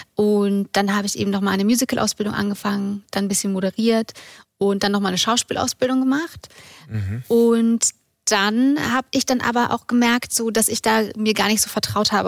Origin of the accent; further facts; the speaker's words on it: Munich, Bavaria, Germany; aus München, bin 34